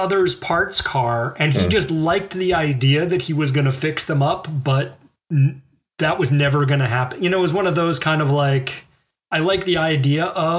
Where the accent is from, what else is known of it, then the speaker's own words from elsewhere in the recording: the South, United States; moved away; also born or lived in Boston; being a Southerner